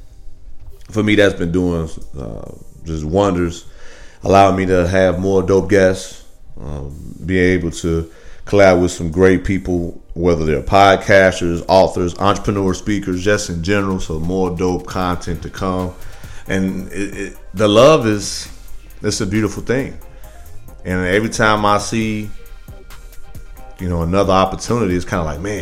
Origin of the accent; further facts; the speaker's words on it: Midwest, United States; I'm from the Midwest